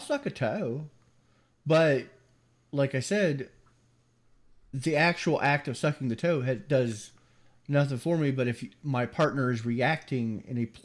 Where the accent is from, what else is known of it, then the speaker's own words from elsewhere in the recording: the South, United States; I obviously grew up in the South, and I have the accent to prove it